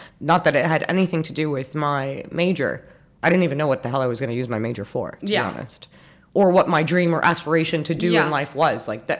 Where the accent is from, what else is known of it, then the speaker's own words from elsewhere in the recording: Abu Dhabi, United Arab Emirates; also born or lived in Montreal, Canada; now in Dubai, United Arab Emirates; I'm born and raised in Abu Dhabi. I'm 34. I always wonder, 33 or 34. Yeah, no, I'm 34. I'm born in 87. So I was born to parents that met and got married in Abu Dhabi.